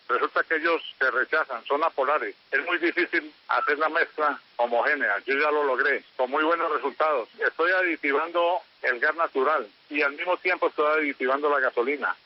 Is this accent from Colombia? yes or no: yes; Santa Rosa de Cabal, Risaralda, Colombia; Yo soy eh, nacido y criado en Santa Rosa de Cabal